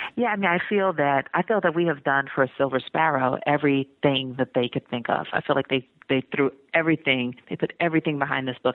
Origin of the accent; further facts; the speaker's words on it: Atlanta, Georgia, United States; moved away as an adult; also born or lived in Iowa / Texas; I'm from Atlanta, and I was living in Iowa.